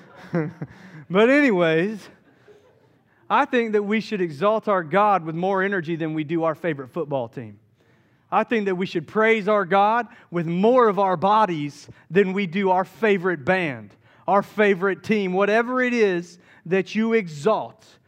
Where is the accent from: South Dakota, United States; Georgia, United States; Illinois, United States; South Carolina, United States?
South Carolina, United States; Charleston; now in Asheville, United States; I grew up in Charleston, South Carolina